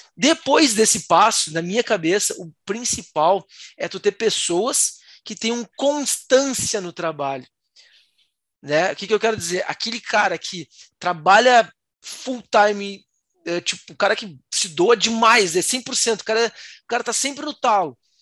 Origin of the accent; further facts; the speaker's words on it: Rio Grande do Sul, Brazil; eu sou do Rio Grande do Sul